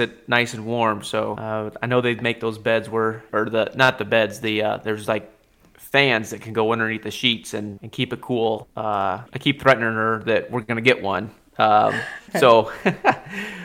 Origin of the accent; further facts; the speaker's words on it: Alaska, United States; I grew up in Alaska